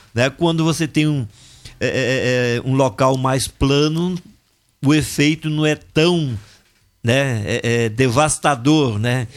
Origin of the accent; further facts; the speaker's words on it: Viçosa, Minas Gerais, Brazil; Lá na minha cidade, lá em Viçosa